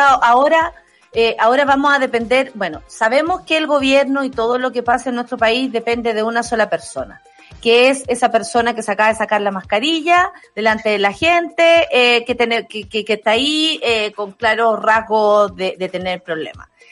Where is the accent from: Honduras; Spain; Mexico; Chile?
Chile; Nosotros somos chilenos